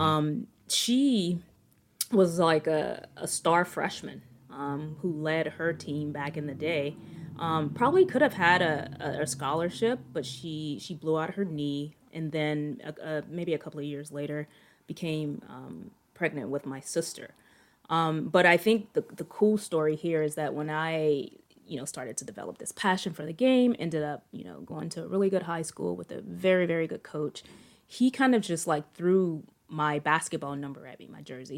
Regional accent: Shreveport, Louisiana, United States; moved away as an adult; also born or lived in North Carolina; I grew up in Northwest Louisiana.

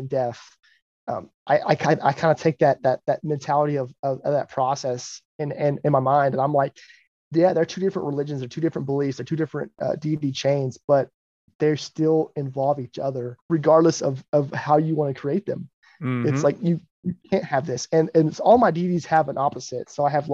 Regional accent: Texas, United States; I grew up in the Bible Belt of Texas

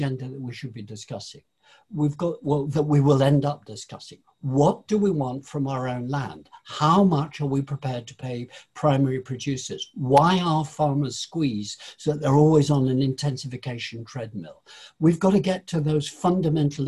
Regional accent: Lincolnshire, East Midlands, United Kingdom; I was born in Lincolnshire, you know, which is the Fens

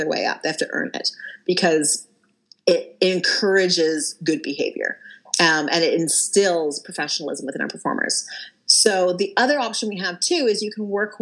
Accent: Canada; I'm from Canada

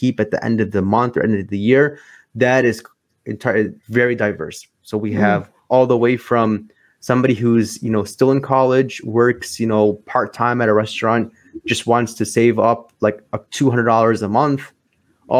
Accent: Chicago, Illinois, United States; I'm from Chicago, Illinois, born and raised here, lived here my whole life

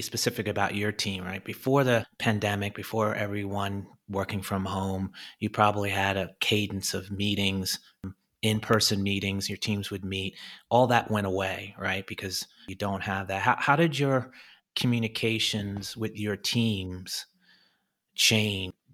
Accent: United States; moved away; I'm this American, this Yank now over here

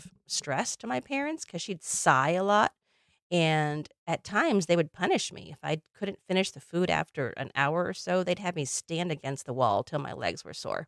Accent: Illinois, United States; I grew up in Illinois

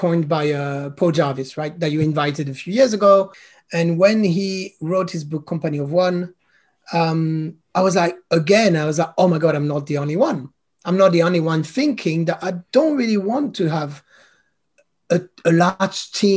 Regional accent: France; first language French; English is a second language; moved away as an adult; now in London, United Kingdom; I'm a Londoner for the past 17 years, and I'm French, but based in London

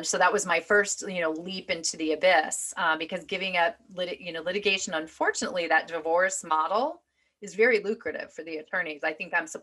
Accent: Michigan, United States; moved away as an adult; also born or lived in Manhattan; I was a kid from Michigan

